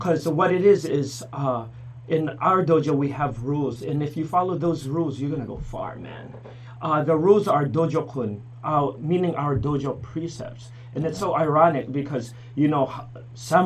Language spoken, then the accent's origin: English; Honolulu, Hawaii, United States; also born or lived in Philippines; now in New Hampshire, United States; Originally, I'm from the Philippines. And my parents moved us from Philippines to Hawaii when I was four.